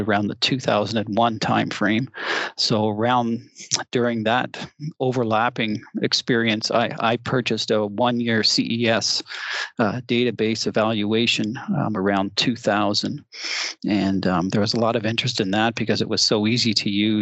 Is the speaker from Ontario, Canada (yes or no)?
yes; Toronto, Ontario, Canada; moved away as an adult; now in Tempe, United States; I'm actually from the Toronto area originally